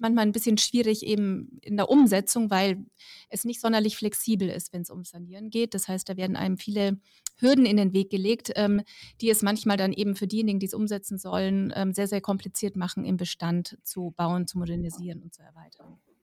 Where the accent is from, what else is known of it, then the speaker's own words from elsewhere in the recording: Middle Franconia, Bavaria, Germany; ich komme zum Beispiel aus Mittelfranken